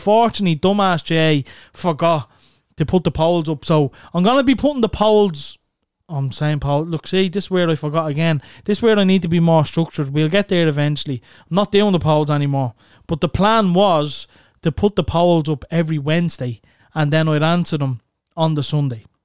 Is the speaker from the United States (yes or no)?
no; Dublin, Leinster, Ireland; we're from Clondalkin and we're from Neilstown in Clondalkin.